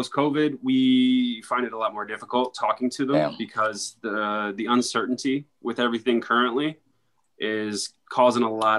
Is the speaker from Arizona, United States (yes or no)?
yes; Tucson, Arizona, United States; well, I grew up in Tucson, Arizona for a lot of my life